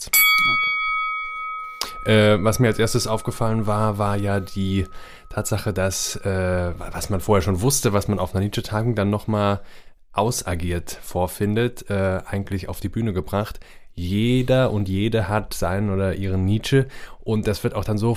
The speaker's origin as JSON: {"language": "German", "country": "Switzerland", "said": "wir kommen aus der Schweiz. Wir sind jetzt in Heidelberg gelandet"}